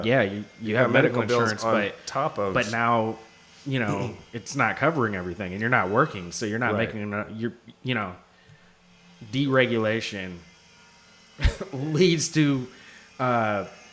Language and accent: English; Seattle, Washington, United States; growing up in the Northwest, I ended up at a school called Orca